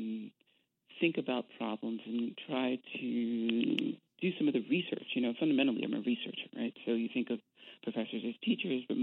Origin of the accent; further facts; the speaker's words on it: New York City, New York, United States; also born or lived in New Rochelle, New York; now in Chicago, United States; I grew up in New York, in Brooklyn and then New Rochelle, but always connected to Brooklyn